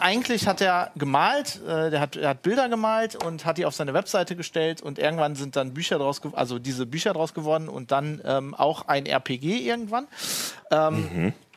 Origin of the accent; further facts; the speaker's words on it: Duisburg, North Rhine-Westphalia, Germany; ich bin ja im Ruhrgebiet aufgewachsen in Duisburg